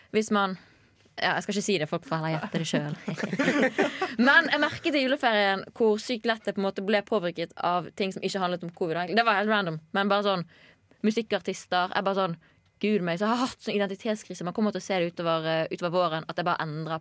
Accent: Bergen, Vestland, Norway; man får mye tyn når man kommer fra Bergen

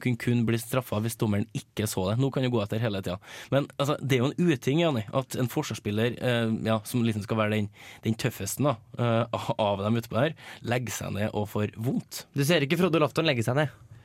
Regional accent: Trøndelag, Norway; som trønder

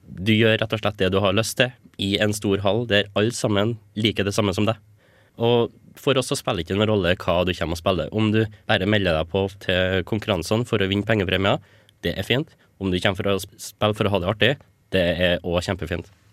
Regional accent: Stjørdal, Trøndelag, Norway; moved away as an adult; now in Trondheim, Norway; Jeg var ny på NTNU, eller i Trondheim generelt, for jeg kommer fra Stjørdal

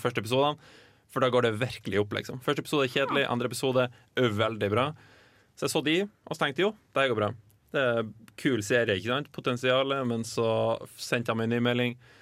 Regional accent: Lofoten, Nordland, Norway; Heim i Lofoten, der jeg er fra

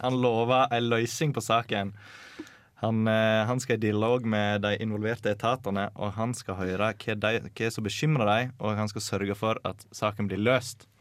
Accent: Sogndal, Vestland, Norway; nabokommunen til Sogndal kommune, der jeg kommer fra

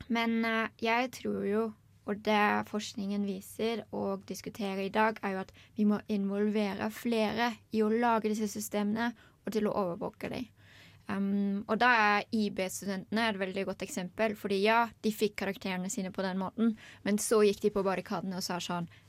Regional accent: Germany; Norwegian is a second language; now in Norway; Eh, jeg har tenkt veldig mye på det. Um, jeg er jo opprinnelig tysk, men jeg elsker Språkrådet.

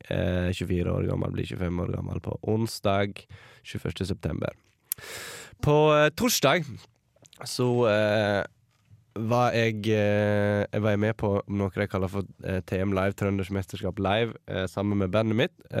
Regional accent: Sogndal, Vestland, Norway; also born or lived in Lærdal; jeg kommer fra Sogndal

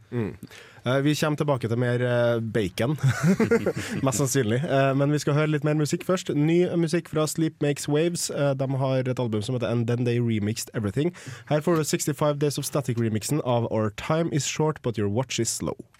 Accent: Trøndelag, Norway; jeg er jo trønder

